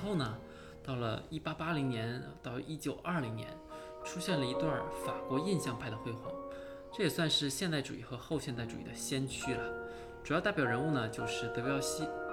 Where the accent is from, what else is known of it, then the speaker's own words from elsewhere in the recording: China; 我也是中国人